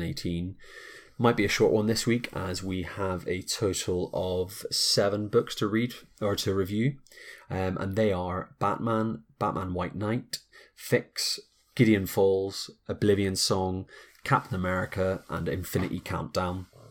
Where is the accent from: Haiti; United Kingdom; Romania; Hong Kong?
United Kingdom; Belfast, Northern Ireland; we're two folks from Belfast